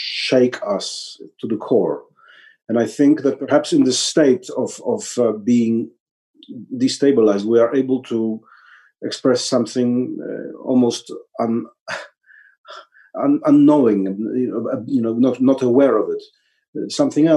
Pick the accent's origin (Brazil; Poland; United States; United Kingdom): Poland; Warsaw, Masovian Voivodeship; this is my hometown